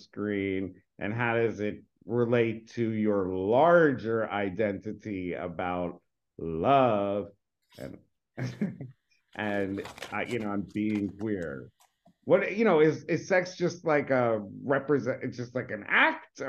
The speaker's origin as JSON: {"language": "English", "town": "New York City", "region": "New York", "country": "United States", "tie": "born or raised there", "said": "I grew up in New York"}